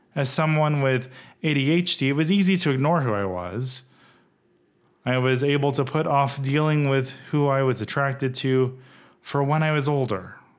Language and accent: English; West Texas, United States; now in Rancho Cucamonga, United States; Growing up in West Texas as a gay kid